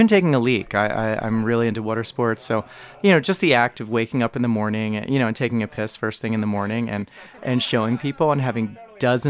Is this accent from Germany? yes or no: no; United States; moved away as an adult; now in Toronto, Canada; I've been living in Toronto for just about 10 years. Full disclosure, I am American